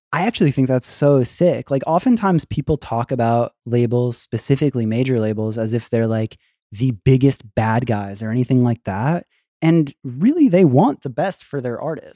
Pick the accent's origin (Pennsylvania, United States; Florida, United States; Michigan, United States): Florida, United States; I was from Florida